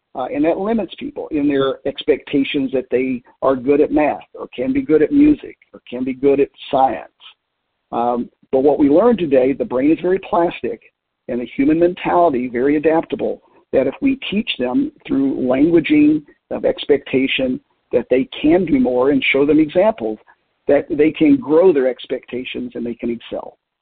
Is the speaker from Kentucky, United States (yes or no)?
yes; Middlesboro, Kentucky, United States; Appalachia, where I grew up in southeast Kentucky, um, starting with uh, my hometown school in Middlesboro, Kentucky